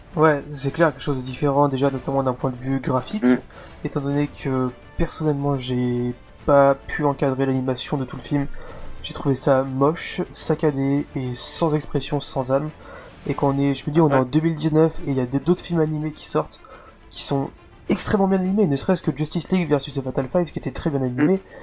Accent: France; vous êtes français comme nous

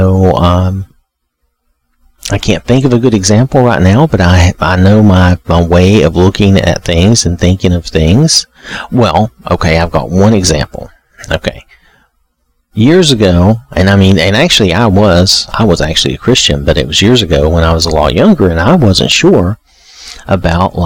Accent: the South, United States; I'm from the South in the U.S.

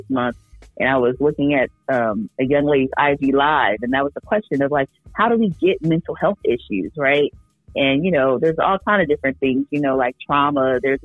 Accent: Oakland, California, United States; I grew up in Oakland

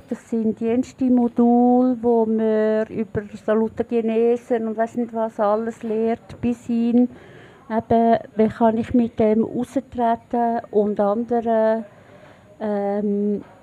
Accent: Schwyz, Switzerland; now in Bern, Switzerland; Ich bin im Kanton Schweiz aufgewachsen, lebe jetzt aber schon 21 Jahre in Bern.

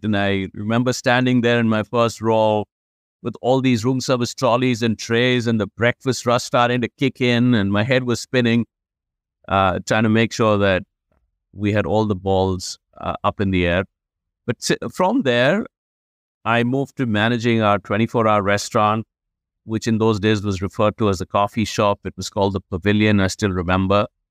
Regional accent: India; moved away; growing up in India

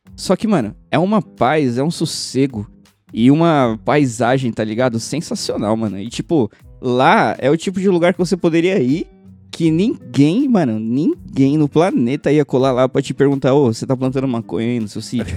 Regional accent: São Paulo, Brazil; a gente é de São Paulo

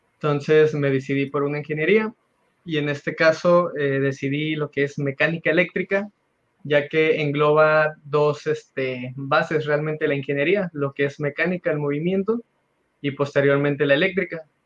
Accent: Nayarit, Mexico; also born or lived in Puerto Vallarta, Jalisco; now in Jalisco, Mexico; Yo soy originario de Nayarit

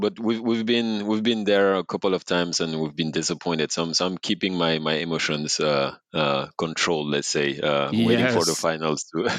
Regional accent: Senegal; Born and raised in Senegal.

